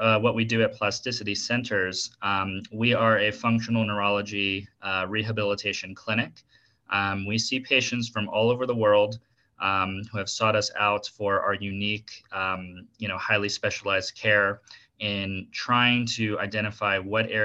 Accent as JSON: {"language": "English", "region": "South Florida", "country": "United States", "tie": "born or raised there", "also_born_or_lived": "Washington, D.C. / Tallahassee, Florida", "moved": "as an adult", "lives_now": "Denver, United States", "said": "I was born in Washington, D.C., and then grew up in South Florida by like Miami, Boca Raton area, and currently I'm living in Denver"}